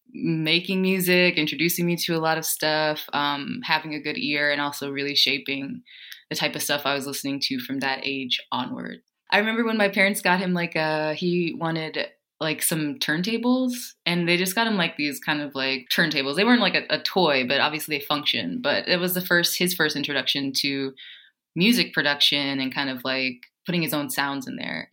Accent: Ohio, United States; moved away; also born or lived in Cleveland; I'm originally from Ohio

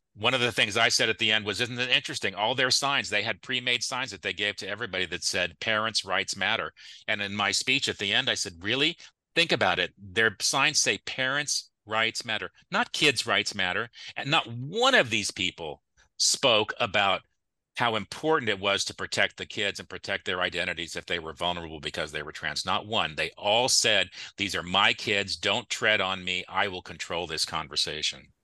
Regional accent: Clovis, California, United States; I grew up in Clovis. I went to Clovis Cole Elementary. I went to Clark Intermediate. I went to Clovis High

